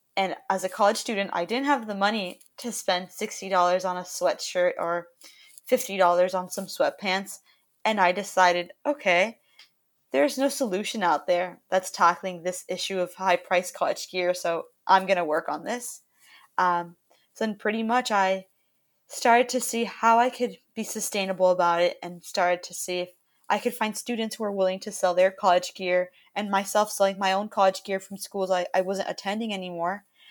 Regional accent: Miami, Florida, United States; I'm currently calling from my home in Miami, Florida, where I was born and raised

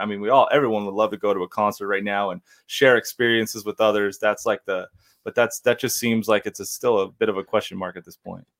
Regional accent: Temecula, California, United States; my hometown of Temecula

